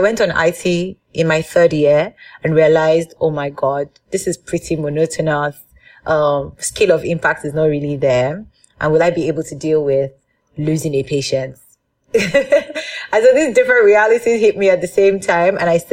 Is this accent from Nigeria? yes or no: yes; Nigeria; growing up as a Nigerian girl in my father's house